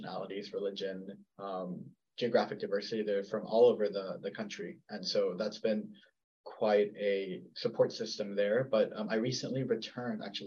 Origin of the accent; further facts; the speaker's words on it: Texas, United States; I'm Mexican American or that I'm from Texas